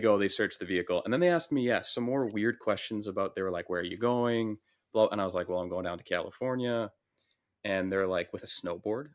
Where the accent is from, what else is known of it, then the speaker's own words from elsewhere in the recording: Saskatchewan, Canada; I came from being able to go to a bar in my hometown